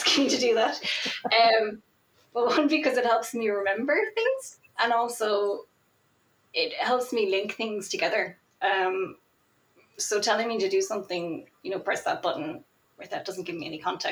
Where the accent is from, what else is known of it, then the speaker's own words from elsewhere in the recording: Ireland; I'm also Irish, and I'm also not from a city. I grew up in a very small country town